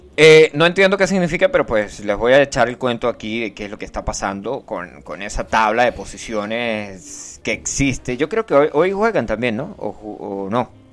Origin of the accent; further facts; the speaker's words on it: Venezuela; los venezolanos viven, vivimos, eh, eh, hablo como, yo creo que soy venezolano